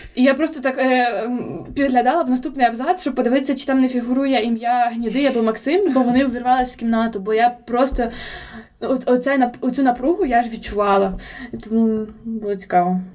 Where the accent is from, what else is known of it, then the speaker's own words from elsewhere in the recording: Volodymyr, Volyn Oblast, Ukraine; now in Lviv, Ukraine; я у Володимирі постійно була як під лупою